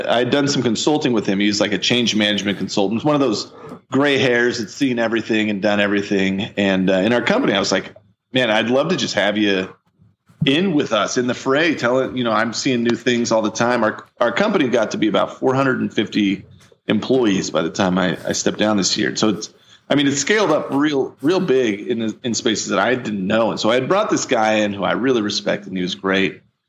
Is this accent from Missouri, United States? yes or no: yes; Missouri, United States; I'm from Missouri. I'm a big bearded giant from the Midwest